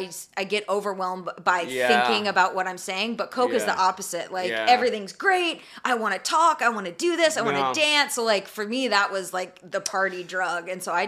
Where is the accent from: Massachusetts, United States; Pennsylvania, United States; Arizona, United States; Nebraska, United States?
Arizona, United States; moved away; I grew up in Arizona